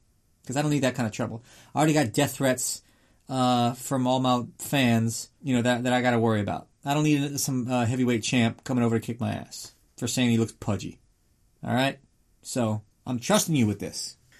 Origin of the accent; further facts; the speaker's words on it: Liverpool, North West England, United Kingdom; So, we got to the press conference in Liverpool. Yes, we are from Liverpool.